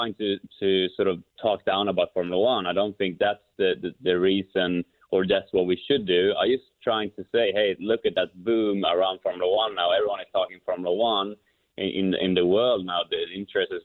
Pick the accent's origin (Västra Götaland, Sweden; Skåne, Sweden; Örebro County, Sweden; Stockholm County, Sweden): Örebro County, Sweden; Kumla; moved away; my hometown of Kumla, Sweden